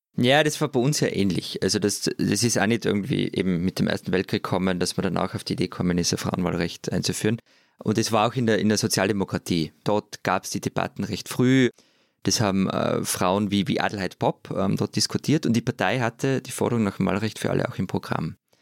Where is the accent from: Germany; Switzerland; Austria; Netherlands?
Austria